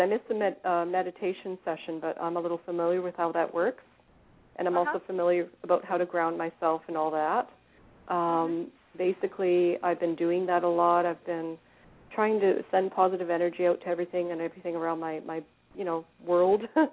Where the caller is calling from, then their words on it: Vancouver, British Columbia, Canada; I'm actually calling from British Columbia, Vancouver area